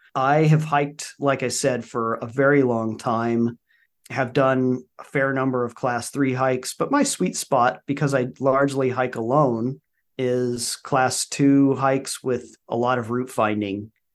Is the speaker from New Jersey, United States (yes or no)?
no; Albuquerque, New Mexico, United States; also born or lived in Colorado; now in Oklahoma, United States; I grew up in the great state of New Mexico in Albuquerque